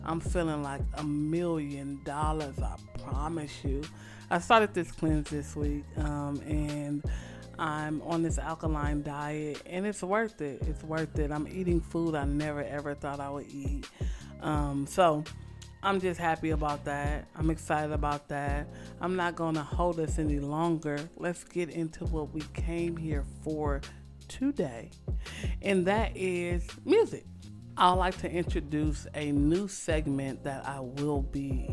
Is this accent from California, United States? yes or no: yes; Los Angeles, California, United States; I am born and raised in L.A. totally, but my heart resides in the Crenshaw District.